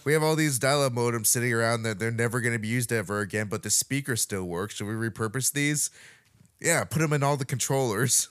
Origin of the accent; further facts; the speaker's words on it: Montana, United States; growing up in Montana